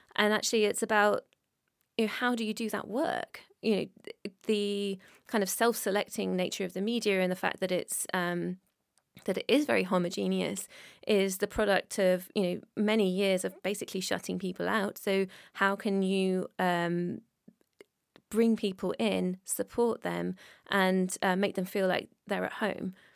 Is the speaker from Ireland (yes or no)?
no; United Kingdom; I'm British